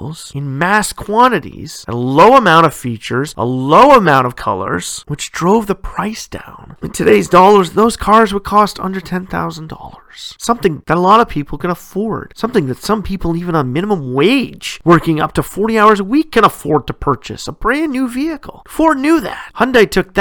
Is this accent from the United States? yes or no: no; Canada; my home country, Canada